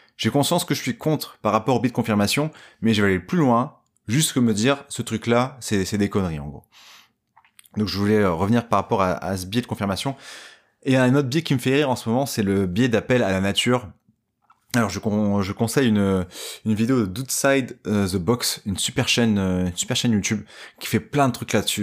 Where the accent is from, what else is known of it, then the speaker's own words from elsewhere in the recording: Dunkirk, Hauts-de-France, France; je viens de Dunkerque.